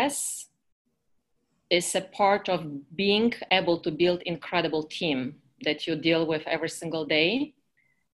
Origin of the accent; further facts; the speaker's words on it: Poland; accent: Eastern European; English is a second language; now in United States; I'm from Poland originally. I've been living in America for the past 30 years